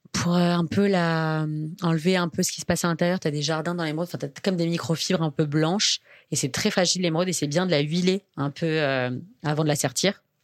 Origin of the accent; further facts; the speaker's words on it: Metz, Grand Est, France; Enfin l'est de la France me fait pas déprimer comme quand je dis que je viens de Metz